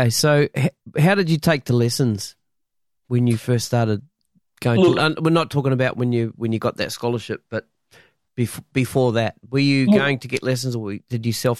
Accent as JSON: {"language": "English", "country": "New Zealand", "tie": "born or raised there", "said": "when I was coming up in my hometown in New Zealand, … was big on the young guitarist that I was playing with."}